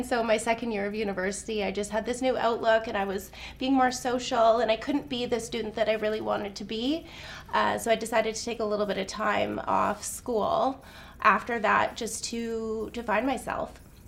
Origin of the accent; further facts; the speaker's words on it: Whistler, British Columbia, Canada; also born or lived in Penticton, British Columbia / Okanagan; now in Kelowna, Canada; I feel like I'm Okanagan through and through, but I wasn't born here. I was born in Whistler, actually, which surprises a lot of people.